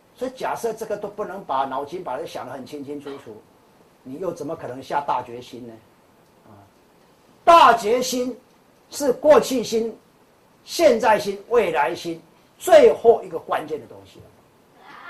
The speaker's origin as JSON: {"language": "Chinese", "country": "Taiwan", "said": "我们台湾人或者我们中国人有一句话讲"}